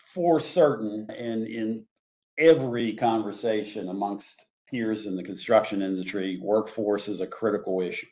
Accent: Pittsburgh, Pennsylvania, United States; also born or lived in Donaldsonville, Louisiana; I did grow up in Pittsburgh

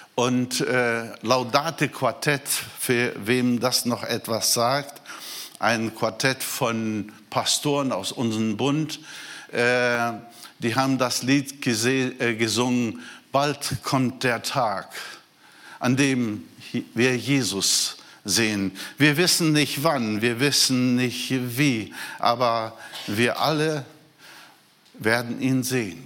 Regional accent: Brazil; moved away; Ich bin Brasilianer

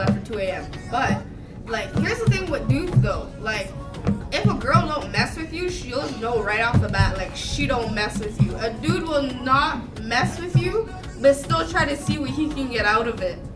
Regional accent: Barbados; I am from Barbados

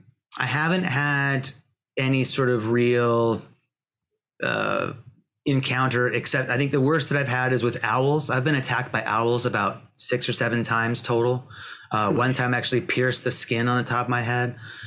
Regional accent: Pacific Northwest, United States; because I'm from the Pacific Northwest. I'm not used to the heat.

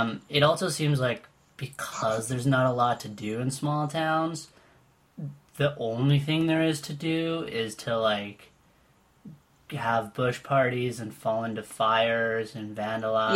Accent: Winnipeg, Manitoba, Canada; now in Toronto, Canada; I grew up in Winnipeg

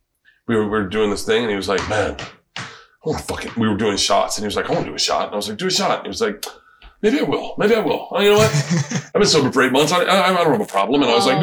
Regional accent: Florida, United States; now in Los Angeles, United States; I was from Florida

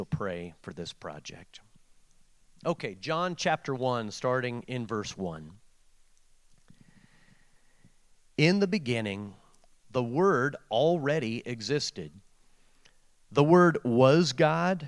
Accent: Portland, Oregon, United States; growing up in Portland, Oregon

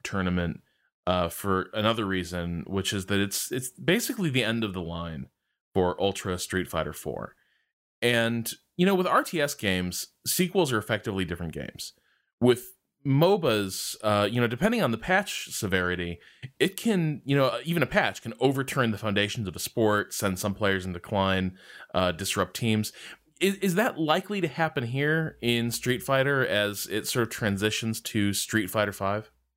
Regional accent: United States; as an American esports fan

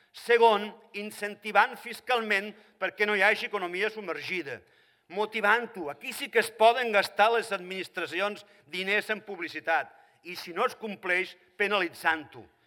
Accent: Catalonia, Spain; sóc català i catalanista

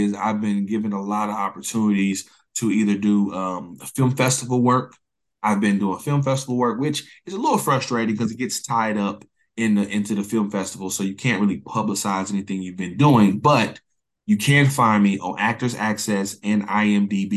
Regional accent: Oklahoma City, Oklahoma, United States; I'm from Oklahoma City, born and raised

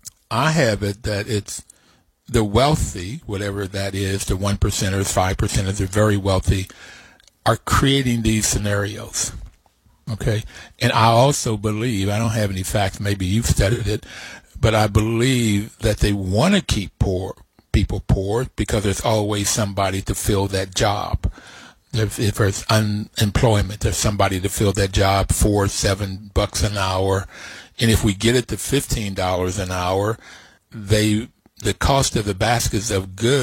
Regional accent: Bluefield, West Virginia, United States; I grew up in Bluefield, West Virginia

